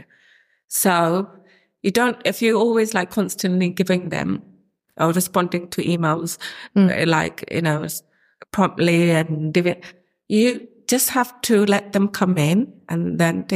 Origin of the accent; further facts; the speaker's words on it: London, United Kingdom; also born or lived in Bangladesh; we grew up in Camden, similar family settings